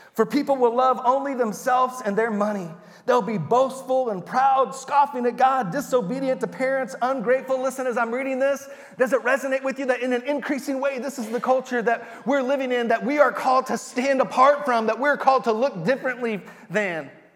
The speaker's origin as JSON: {"language": "English", "region": "Texas", "country": "United States", "moved": "yes", "said": "we're from Texas"}